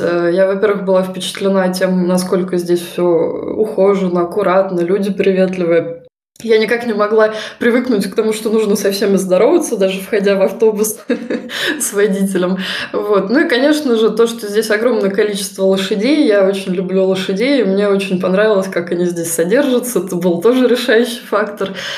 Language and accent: Russian; Voronezh, Voronezh Oblast, Russia; moved away as an adult; now in Germany; я тоже из Воронежа приехала сюда, в Германию